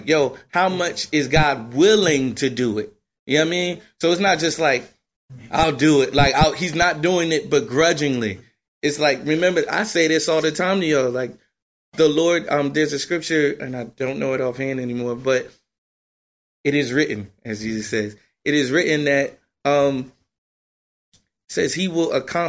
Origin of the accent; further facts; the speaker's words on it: New Jersey, United States; I'm from Jersey